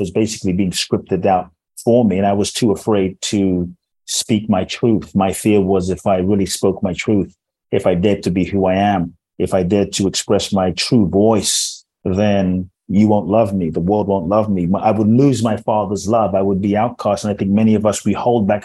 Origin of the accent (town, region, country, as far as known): London, United Kingdom; born or raised there; also born or lived in Ghana; now in United States